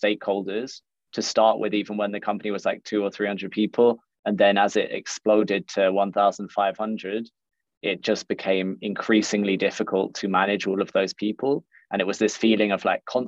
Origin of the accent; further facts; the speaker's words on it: London, United Kingdom; moved away as an adult; now in Berlin, Germany; I'm originally from London. I've been living out in Berlin for about the last six and a half years